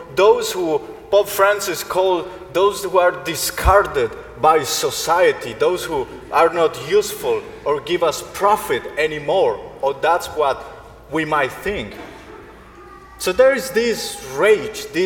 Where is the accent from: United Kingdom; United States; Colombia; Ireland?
Colombia; moved away; Colombia, my home country